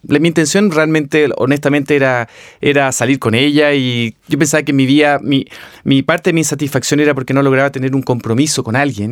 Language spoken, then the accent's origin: Spanish; Viña del Mar, Valparaíso, Chile; nací y me crié en Viña del Mar